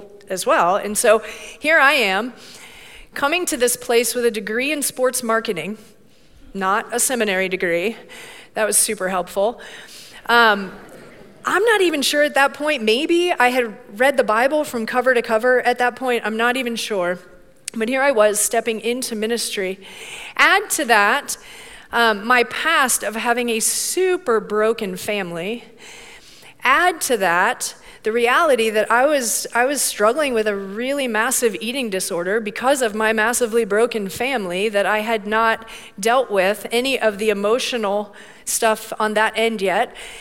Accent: Bradenton, Florida, United States; I grew up down in Bradenton, Florida

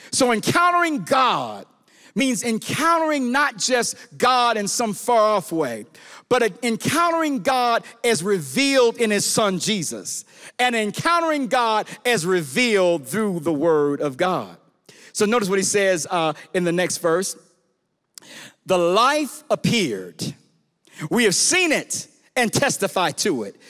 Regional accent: Chicago, Illinois, United States; I'm from Chicago, from the hood

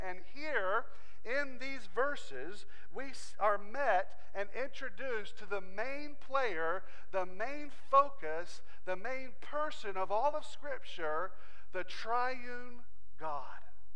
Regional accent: Southwest Virginia, United States; I'm just from Southwest Virginia

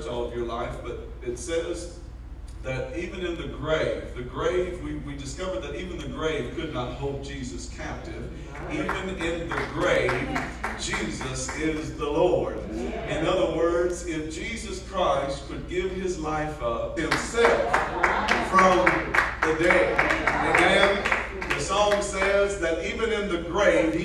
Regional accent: Blackshear, Georgia, United States; moved away as an adult; also born or lived in Waycross / West Africa; I grew up in Blackshear, Waycross, and down folks in almost Florida

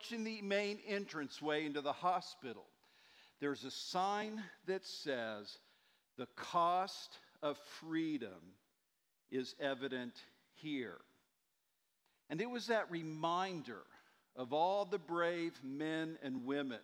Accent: Muskogee, Oklahoma, United States; moved away; my hometown of Muskogee, Oklahoma

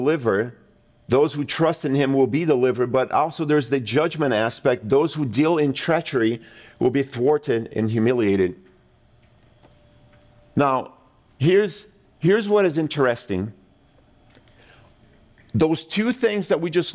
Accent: Brazil; moved away; I grew up in Brazil

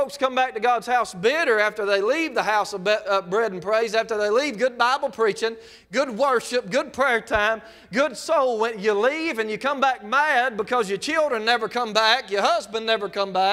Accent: South Mississippi, United States; I'm from South Mississippi

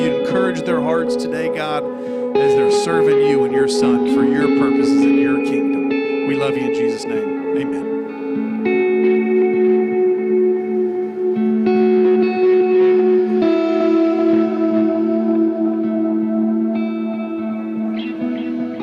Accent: the South, United States; We're from the South

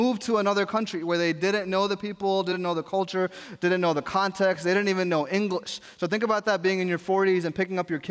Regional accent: New York, United States; I grew up in New York where you're supposed to have a hard exterior and people don't show emotions

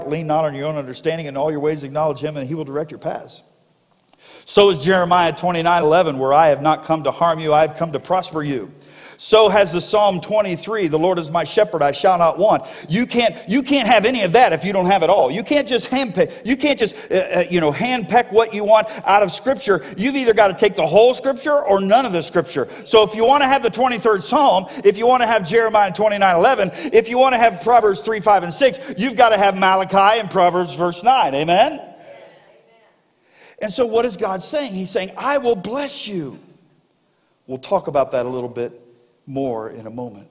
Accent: South Florida, United States; moved away; I grew up in South Florida

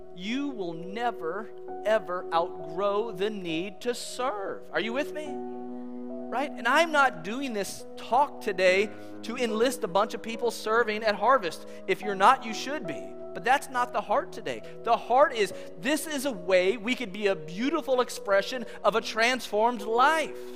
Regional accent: California, United States; moved away as an adult; also born or lived in Kansas; I grew up in California

